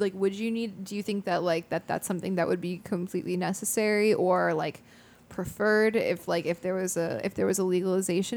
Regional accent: United States; I'm an American

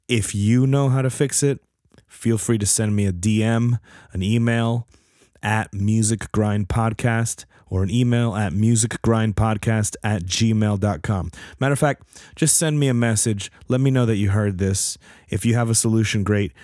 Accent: New Jersey, United States; moved away; I'm from Jersey

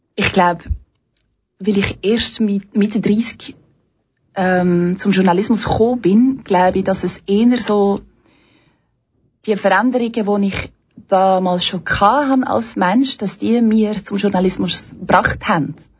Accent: Belgium; moved away as an adult; now in Switzerland; ich komme eigentlich ursprünglich aus Belgien

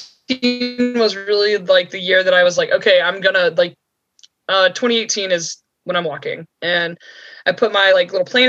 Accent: near Amicalola, North Georgia, United States; So I grew up in North Georgia near Amicalola, near Springer Mountain

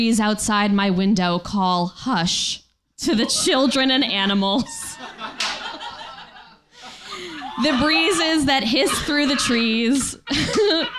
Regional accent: Connecticut shoreline, United States; I grew up on the Connecticut shoreline

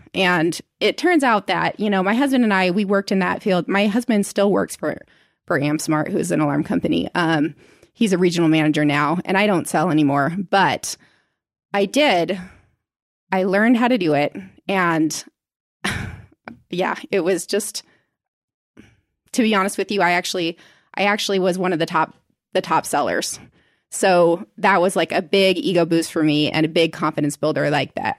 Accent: Indiana, United States; moved away as an adult; also born or lived in Seattle, Washington / Arizona; now in Utah, United States; In Seattle, Washington until I was ten. And then we moved to Indiana

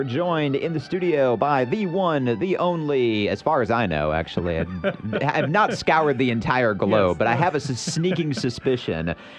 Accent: Midwest, United States; I grew up in the Midwest

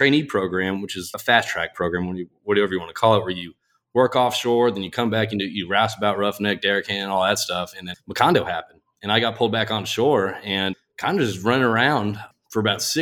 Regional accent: Connecticut, United States; moved away; also born or lived in Houston, Texas / Texas / Lille, France; I was born in Houston. I grew up in Connecticut

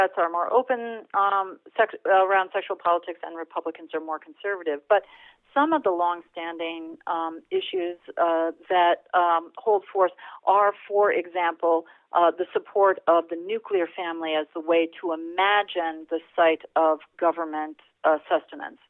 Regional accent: Iowa, United States; I grew up in Iowa

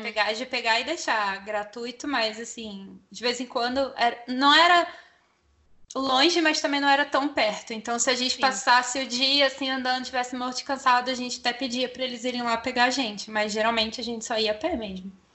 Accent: Brazil; a gente, como brasileiro

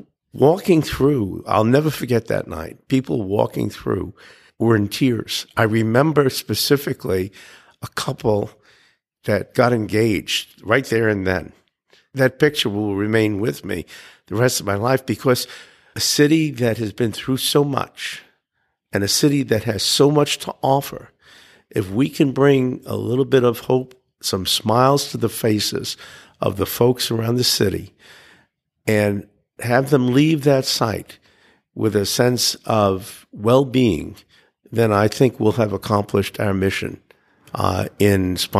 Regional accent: New York City, New York, United States; And I was born in Brooklyn, and I am as well, and I'm proud of it.

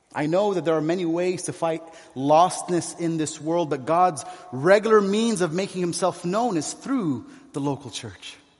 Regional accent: San Diego, California, United States; moved away as an adult; also born or lived in Kuwait; now in Beirut, Lebanon; I spent most of my life there in San Diego

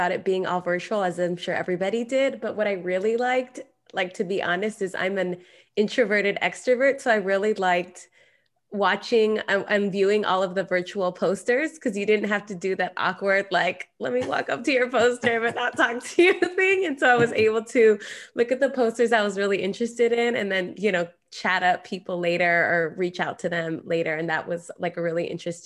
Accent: California, United States; my home state of California

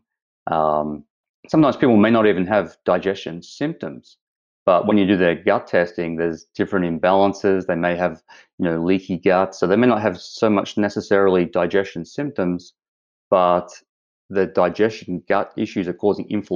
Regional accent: Australia; moved away as an adult; now in Vancouver Island, Canada; as the accent shows, I'm from Australia. I've been over here 3 years now

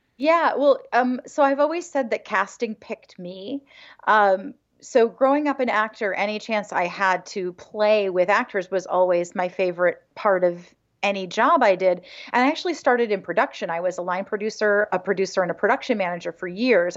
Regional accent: Hingham, Massachusetts, United States; also born or lived in Connecticut; I'm from Hingham

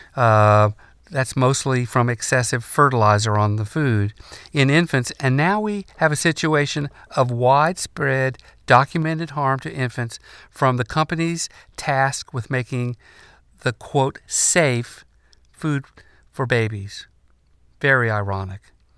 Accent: North Carolina, United States; In my home state of North Carolina

